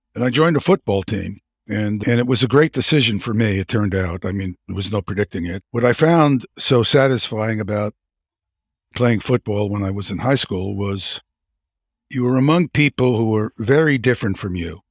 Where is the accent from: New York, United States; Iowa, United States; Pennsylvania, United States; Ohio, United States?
New York, United States; New York City; I grew up in Brooklyn, New York